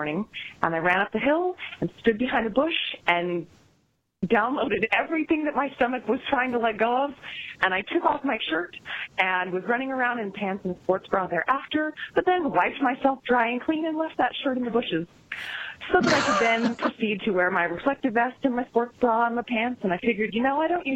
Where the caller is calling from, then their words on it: Elk Grove, California, United States; I'm calling from Elk Grove, California, just south of Sacramento